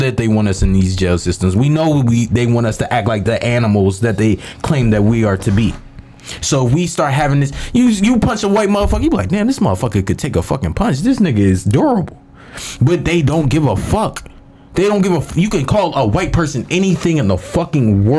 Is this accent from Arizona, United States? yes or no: no; Philadelphia, Pennsylvania, United States; I grew up in a very diverse town of Philadelphia, and I grew up in Catholic schools